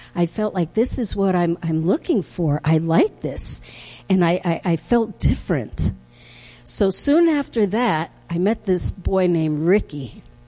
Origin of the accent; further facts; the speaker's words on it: Harrison, New York, United States; I grew up in Harrison, New York, way back.